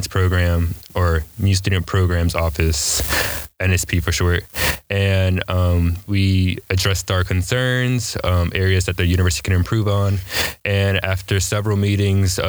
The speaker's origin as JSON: {"language": "English", "town": "Raleigh", "region": "North Carolina", "country": "United States", "tie": "born or raised there", "also_born_or_lived": "New York", "said": "I'm from Raleigh, North Carolina, originally from New York, moved here when I was 10"}